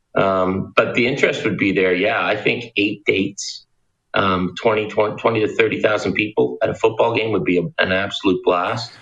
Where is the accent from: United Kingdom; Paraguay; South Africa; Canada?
Canada; Pictou, Nova Scotia; Will a guy from Pictou, where I'm from, drive to Moncton?